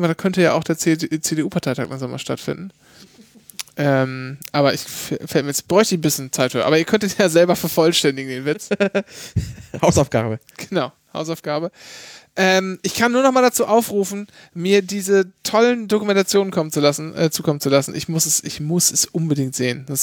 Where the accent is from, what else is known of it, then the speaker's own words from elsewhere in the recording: Bavaria, Germany; Ich bin ja gar kein richtiger Bayer, ich komme ja aus Franken.